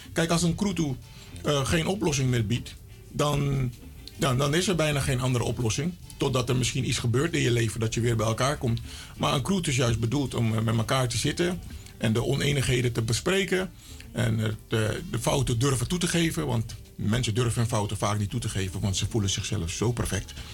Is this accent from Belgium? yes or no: no; Suriname; ik ben Surinamer